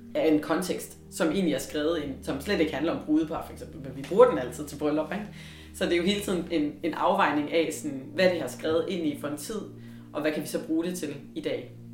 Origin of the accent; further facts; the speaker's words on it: Løgumkloster, Southern Denmark, Denmark; jeg voksede op i Sønderjylland, i Løgum Kloster